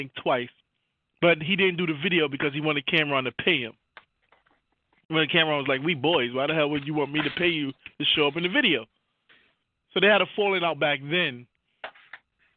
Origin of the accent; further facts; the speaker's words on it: New York City, New York, United States; I'm from Harlem